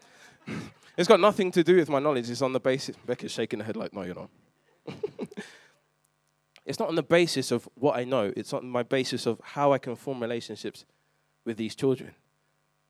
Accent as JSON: {"language": "English", "region": "London", "country": "United Kingdom", "tie": "born or raised there", "said": "I grew up in East London"}